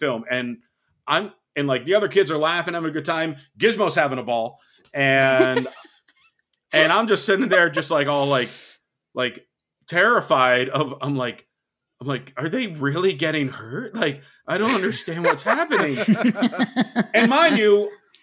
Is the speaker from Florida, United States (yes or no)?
no; Massachusetts, United States; I grew up in Massachusetts